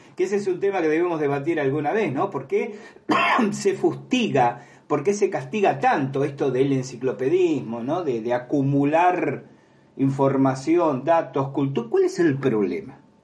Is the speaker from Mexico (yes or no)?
no; Argentina; la experiencia que tengo en mi país Argentina